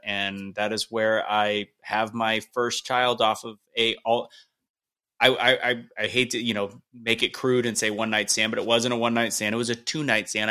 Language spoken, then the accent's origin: English; St. Louis, Missouri, United States; I'm from Saint Louis